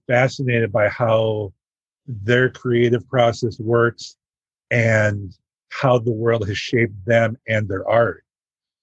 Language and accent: English; Green Bay, Wisconsin, United States; also born or lived in Milwaukee, Wisconsin / Madison, Wisconsin; I grew up in Green Bay, Wisconsin.